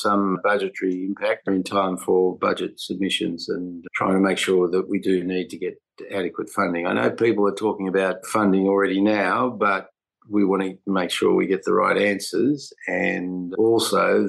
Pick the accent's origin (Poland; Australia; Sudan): Australia; New South Wales; New South Wales, my home state